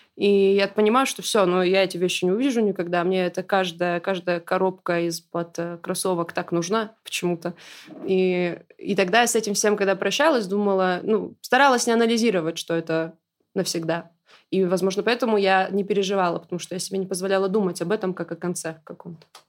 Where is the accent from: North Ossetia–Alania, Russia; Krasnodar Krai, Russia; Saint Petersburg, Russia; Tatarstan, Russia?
North Ossetia–Alania, Russia; я из Осетии